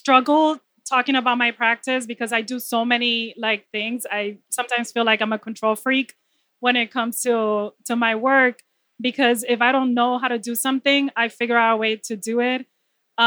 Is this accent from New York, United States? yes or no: yes; New York City, New York, United States; also born or lived in Dominican Republic; I'm from the Bronx